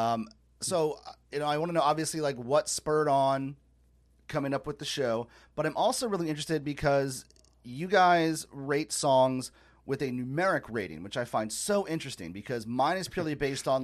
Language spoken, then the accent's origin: English; United States; as an American